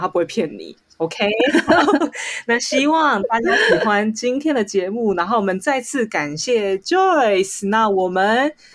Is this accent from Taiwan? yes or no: yes; Taiwan; 这是我台湾的一面展现出来了